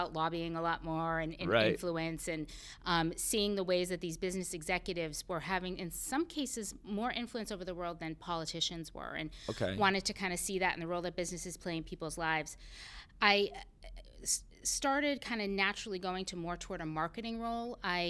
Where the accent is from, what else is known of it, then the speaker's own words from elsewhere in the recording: Pembroke, Massachusetts, United States; So I grew up on the South Shore of Massachusetts in a tiny little town called Pembroke.